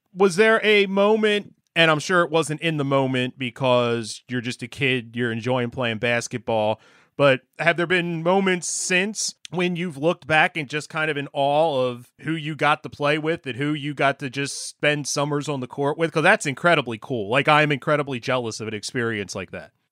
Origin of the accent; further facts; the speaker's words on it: Gloucester County, New Jersey, United States; I grew up in South Jersey, more you know Gloucester County